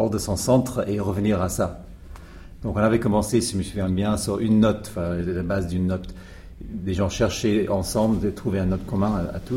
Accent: Scotland, United Kingdom; moved away as an adult; also born or lived in London; moi, j'ai grandi en Écosse, loin de tout.

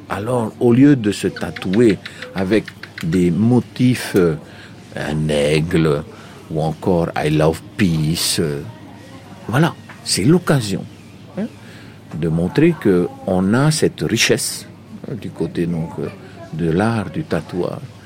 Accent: Marquesas Islands, French Polynesia; lorsque nous discutons en marquisien, euh, d'où venez-vous Nous disons toujours de la terre des hommes

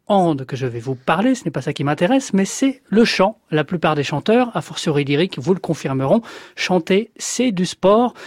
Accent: France; chez nous en France

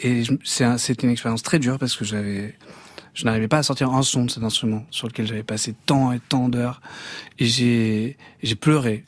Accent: Banyuls-sur-Mer, Occitania, France; Bagnoul-sur-Mer, mon village natal, enfin là où j'ai grandi

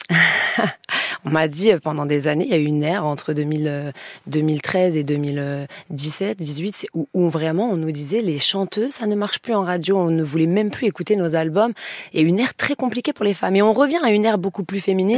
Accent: Lyon countryside, Auvergne-Rhône-Alpes, France; moved away as an adult; moi, je suis de province et quand je suis arrivée de, ma, de Lyon, de ma petite campagne lyonnaise

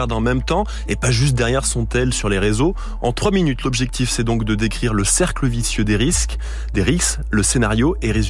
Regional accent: Choisy-le-Roi, Île-de-France, France; 17 ans. J'ai grandi à Choisy-le-Roi, quartier Mouloudji, quartier le plus discret de toute la ville.

